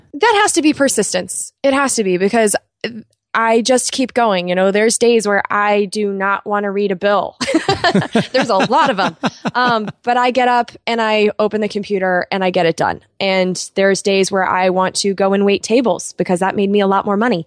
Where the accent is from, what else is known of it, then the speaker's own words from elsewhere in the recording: Southern California, United States; moved away; also born or lived in Boston; I was raised in Southern California